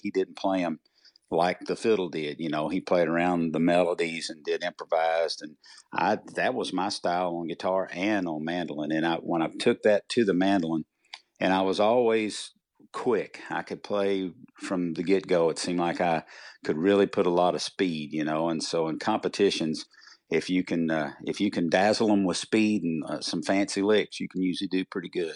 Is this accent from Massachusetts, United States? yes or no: no; Leitchfield, Kentucky, United States; moved away; also born or lived in Nashville area; I came from Litchfield, Kentucky